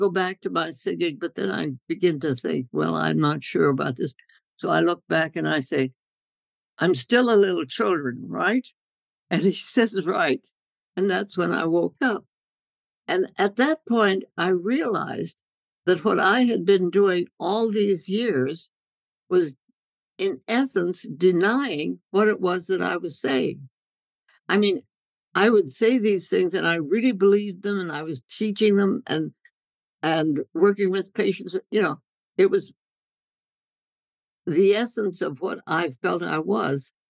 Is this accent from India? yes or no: yes; India; when I grew up in India and and we my parents took their medical work out into the jungles of North India, the villages, and I thought life was supposed to be that way